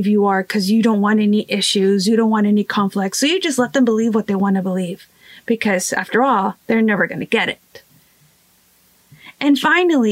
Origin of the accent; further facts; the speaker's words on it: Rio Grande Valley, Texas, United States; I am from the Rio Grande Valley in the state of Texas